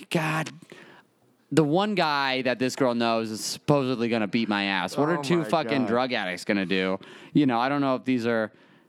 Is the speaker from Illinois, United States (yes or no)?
yes; Chicago, Illinois, United States; I put on for my city. I'm from Chicago.